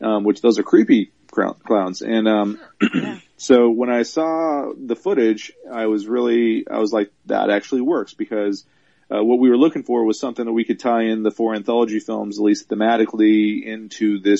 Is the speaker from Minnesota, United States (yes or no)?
yes; Minnesota, United States; also born or lived in Kansas / Arizona / California / Texas; now in Dallas, United States; I grew up in Minnesota after being born in Kansas.